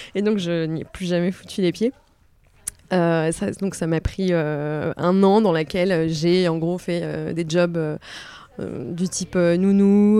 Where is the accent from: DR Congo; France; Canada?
France; Les Sables-d'Olonne, Pays de la Loire; also born or lived in Nantes; now in Paris, France; j'habite à Paris depuis 12 ans. Mhm. et avant, j'ai habité un peu à Nantes et je suis née au Sable d'Olonne.